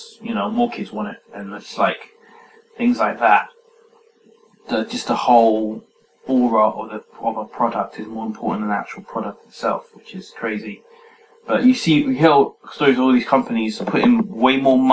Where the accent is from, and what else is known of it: England, United Kingdom